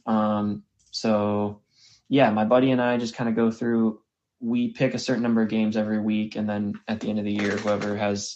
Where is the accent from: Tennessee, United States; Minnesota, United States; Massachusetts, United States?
Minnesota, United States; moved away as an adult; also born or lived in Waco, Texas; now in Dallas, United States; I grew up in Minnesota, came to Baylor, and then moved to Dallas after I graduated